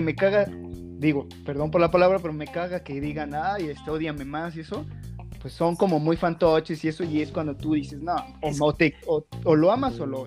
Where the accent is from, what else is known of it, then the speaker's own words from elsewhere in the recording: Mexico; ya que somos mexicanos